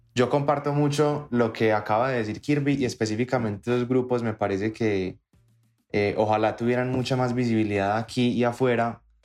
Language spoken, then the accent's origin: Spanish; Colombia; lo que nos identifica como colombianos en la música y en todo es nuestra historia